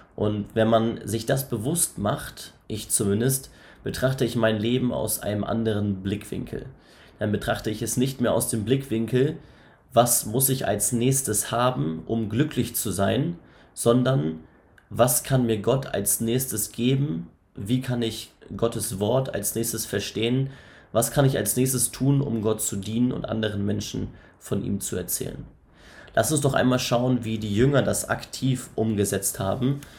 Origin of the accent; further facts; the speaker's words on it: Northern Germany, Germany; also born or lived in Elmshorn; Ich komme aus dem Norden, aus dem hohen Norden.